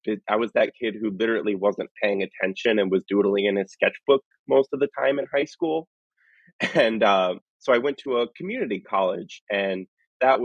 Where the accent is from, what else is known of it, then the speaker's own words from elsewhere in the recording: Northern Michigan, United States; I grew up in the Midwest, Northern Michigan, with just my mom and me.